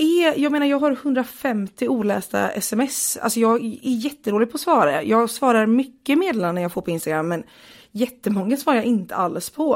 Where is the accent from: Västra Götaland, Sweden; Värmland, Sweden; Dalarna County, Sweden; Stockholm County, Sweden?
Västra Götaland, Sweden; Partille; jag är uppvuxen utanför Göteborg i en kommun som heter Partille.